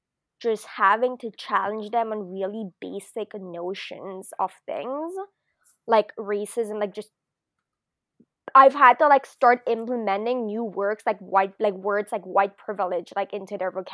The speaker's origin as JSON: {"language": "English", "country": "France", "also_born_or_lived": "Japan", "moved": "yes", "said": "So, but I am French, like I was born in France. I'm half, and I hadn't lived in Europe for a really long time."}